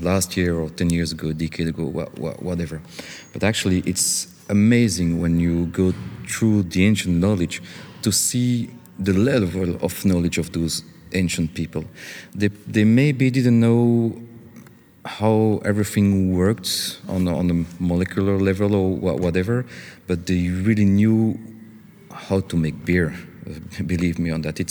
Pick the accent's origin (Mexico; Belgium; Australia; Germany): Belgium; not in Belgium, we don't really make revolutions